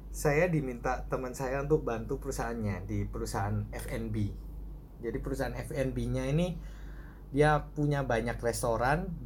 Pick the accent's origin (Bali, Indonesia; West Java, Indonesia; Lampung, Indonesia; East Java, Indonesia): East Java, Indonesia; Surabaya; moved away as an adult; uh, saya dari SMA eh dari SD sorry di Surabaya.